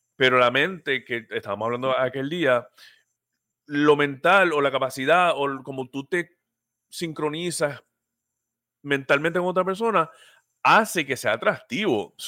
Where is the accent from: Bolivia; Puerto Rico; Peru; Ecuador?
Puerto Rico; somos puertorriqueños